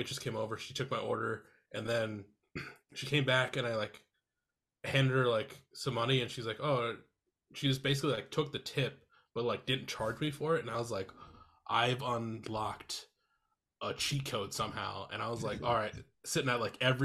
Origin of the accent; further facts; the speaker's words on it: Iowa, United States; now in Minneapolis, United States; so I live in Minneapolis now. I'm originally from Iowa.